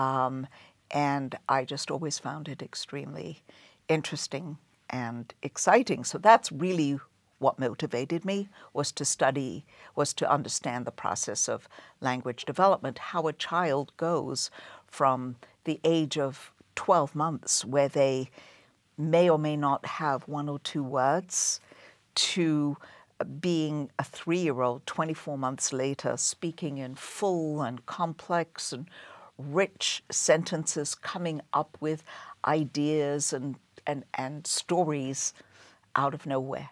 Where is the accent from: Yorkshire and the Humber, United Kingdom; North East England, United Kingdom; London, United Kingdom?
London, United Kingdom; moved away as an adult; now in Boston, United States; I grew up in, and I was born and raised in London